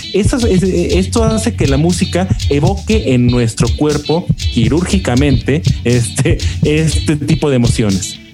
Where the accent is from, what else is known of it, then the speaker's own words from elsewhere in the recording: Mexico; como mexicanos